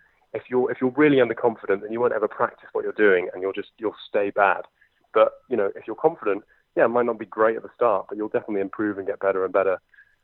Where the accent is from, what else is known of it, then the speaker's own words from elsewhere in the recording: London, United Kingdom; accent: posh; I'm from London in the UK, as you can probably tell from my very posh white accent.